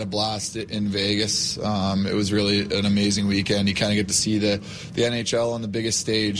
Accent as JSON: {"language": "English", "town": "Toronto", "region": "Ontario", "country": "Canada", "tie": "born or raised there", "moved": "yes", "lives_now": "Washington, United States", "said": "being in Toronto, in my hometown"}